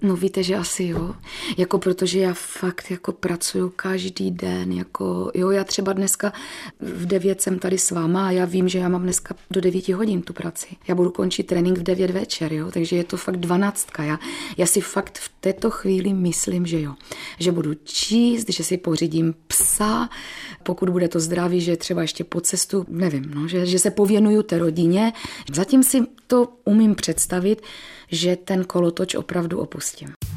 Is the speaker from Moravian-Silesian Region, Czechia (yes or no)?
yes; Bohumín, Moravian-Silesian Region, Czechia; u nás v Bohumíně byla taková velice slavná sportovní gymnastika, takže samozřejmě první kroky mých rodičů, protože jsem byla velmi neposedná, vedli tam